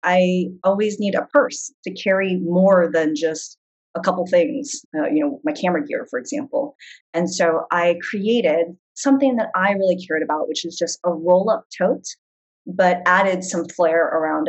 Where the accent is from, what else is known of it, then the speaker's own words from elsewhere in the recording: San Diego, California, United States; moved away as an adult; now in New York City, United States; I grew up in San Diego on the beach